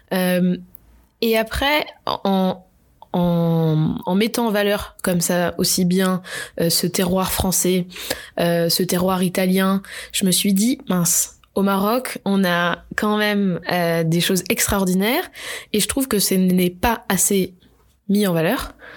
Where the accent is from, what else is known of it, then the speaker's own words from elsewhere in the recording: Bordeaux, Nouvelle-Aquitaine, France; also born or lived in Marseille; je suis de Bordeaux. J'ai grandi, j'ai grandi presque toute ma vie à Bordeaux